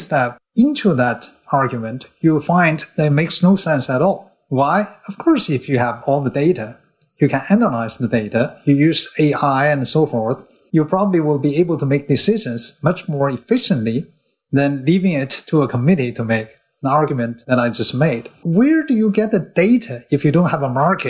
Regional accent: China; moved away as an adult; also born or lived in Berkeley, United States; now in Hong Kong; I came all the way from China, where the Cultural Revolution was already becoming a distant memory

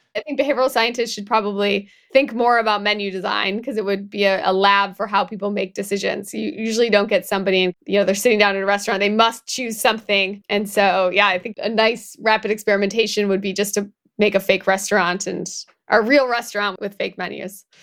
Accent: Midwest, United States; moved away; I'm also from the Midwest. I go back there

